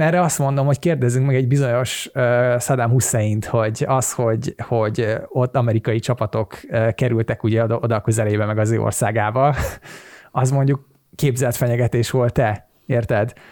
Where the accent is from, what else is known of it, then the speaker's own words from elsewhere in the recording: Hungary; magyar vagyok